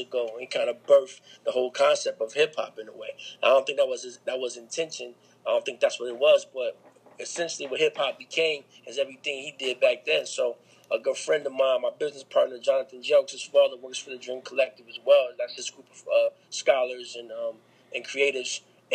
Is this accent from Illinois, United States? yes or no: no; Grand Rapids, Michigan, United States; moved away; I'm from Grand Rapids